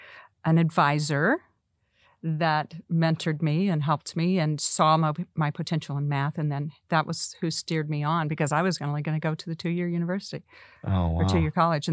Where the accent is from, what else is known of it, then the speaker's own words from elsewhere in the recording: Oklahoma, United States; we're I'm from Oklahoma.